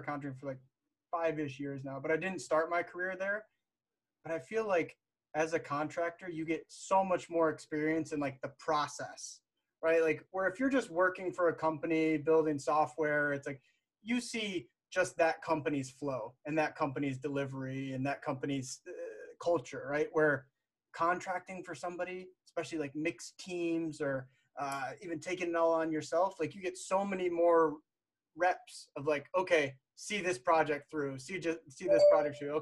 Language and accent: English; United States; I'm an American working for a Ukrainian software development firm